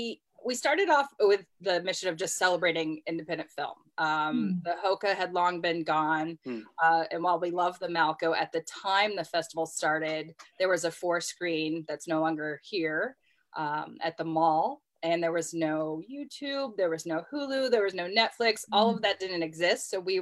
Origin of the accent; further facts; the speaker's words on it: San Diego, California, United States; also born or lived in Los Angeles, United States / Georgia, United States / Minnesota, United States; now in Oxford, United States; I was born outside of Los Angeles, was raised mostly in San Diego, but lived all over the country. I lived in Georgia, Minnesota.